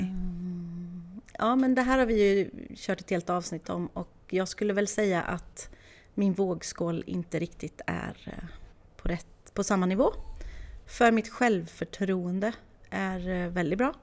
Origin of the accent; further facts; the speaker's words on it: Åmål, Västra Götaland, Sweden; jag är uppvuxen i Åmål